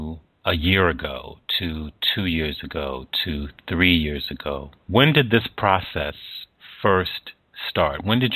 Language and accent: English; Washington, District of Columbia, United States; I'm a native Washingtonian.